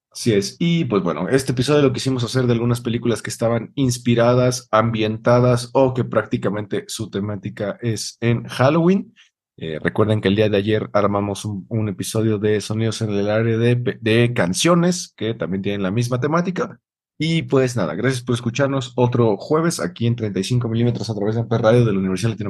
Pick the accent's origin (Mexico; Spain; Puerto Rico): Mexico